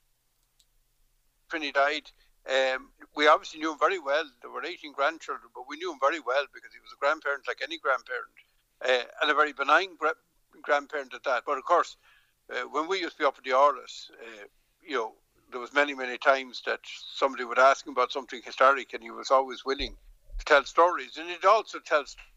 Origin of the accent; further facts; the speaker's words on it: Dublin, Leinster, Ireland; moved away as an adult; now in Connemara, Ireland; I grew up in Dublin. I'm from Dublin.